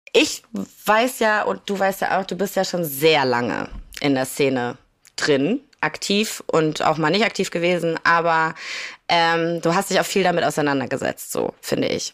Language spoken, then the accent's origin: German; Kiel, Schleswig-Holstein, Germany; ich komme aus Kiel